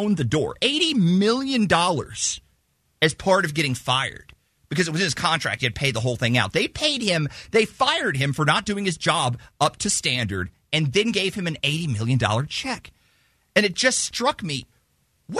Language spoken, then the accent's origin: English; College Station, Texas, United States; it was how I grew up. I'm from there. I was raised.